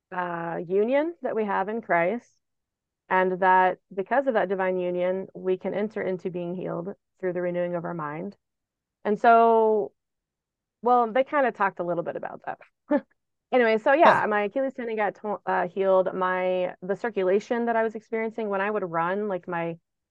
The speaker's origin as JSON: {"language": "English", "region": "Texas", "country": "United States", "tie": "born or raised there", "said": "I grew up in Texas around Baptists"}